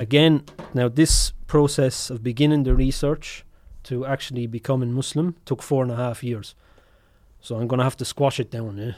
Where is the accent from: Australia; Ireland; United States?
Ireland; obviously I'm Irish